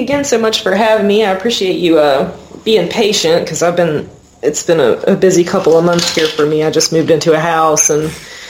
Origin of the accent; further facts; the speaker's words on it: Huntington, West Virginia, United States; I'm from Huntington. I'm totally a city girl. And, you know, I was fortunate enough to grow up in a you know, middle-class working family.